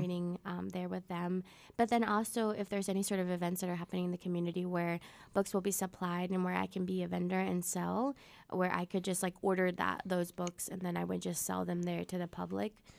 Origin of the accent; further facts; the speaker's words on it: Webb City, Missouri, United States; first language Spanish; English is a second language; I grew up in South of Missouri, Southwest Missouri, Webb City, um, like, ten minutes away from Joplin